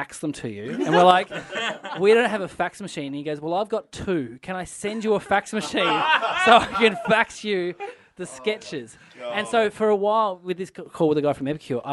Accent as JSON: {"language": "English", "region": "Tasmania", "country": "Australia", "said": "we're from Tassie"}